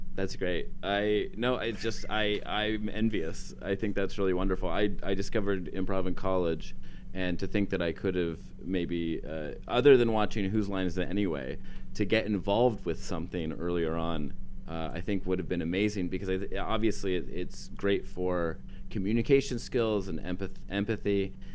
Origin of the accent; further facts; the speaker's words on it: Western Pennsylvania, United States; I'm from Western Pennsylvania. Uh, my town was uh, established before